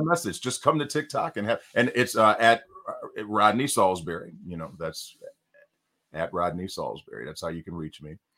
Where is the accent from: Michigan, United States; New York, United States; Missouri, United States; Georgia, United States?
Michigan, United States; Detroit; now in California, United States; I'm from Detroit, Michigan